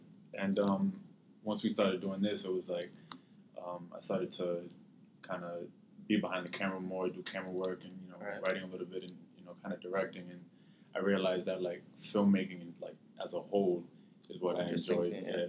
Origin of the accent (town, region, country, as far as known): North Providence, Rhode Island, United States